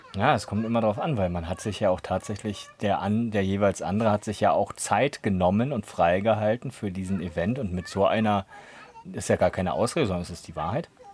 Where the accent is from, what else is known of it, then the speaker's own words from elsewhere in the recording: Berlin, Germany; moved away as an adult; now in Potsdam, Germany; Ansonsten bin ich ja auch Berliner. Zumindest damals gewesen so.